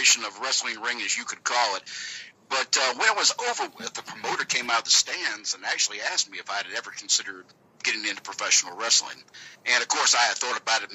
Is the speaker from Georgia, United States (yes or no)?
yes; Georgia, United States; accent: southern accent from Georgia; my accent's a little bit different than they're used to. It's a southern accent from Georgia